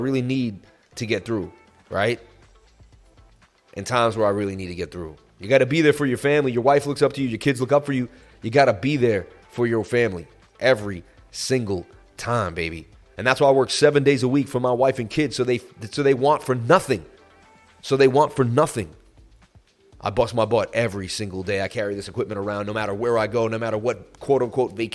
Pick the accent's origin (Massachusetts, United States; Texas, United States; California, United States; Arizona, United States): Massachusetts, United States; I'm from Massachusetts